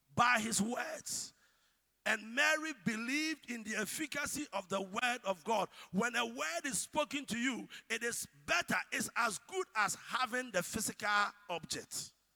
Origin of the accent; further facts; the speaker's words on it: Ghana; As Ghanaian as we are